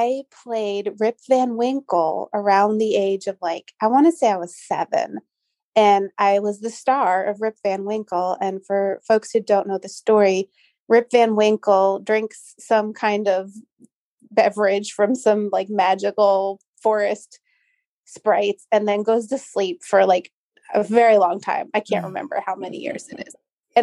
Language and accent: English; Long Island, New York, United States; I grew up on Long Island